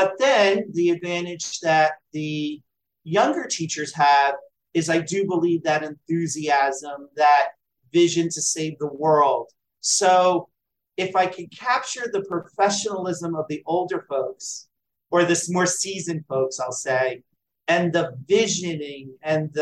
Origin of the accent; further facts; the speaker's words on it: New Jersey, United States; my home state of New Jersey